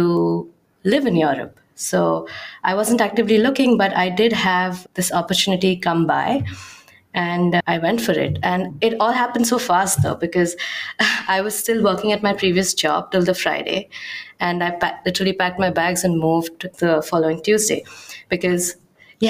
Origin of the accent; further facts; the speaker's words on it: Mumbai, Maharashtra, India; moved away as an adult; now in Amsterdam, Netherlands; I'm originally from Mumbai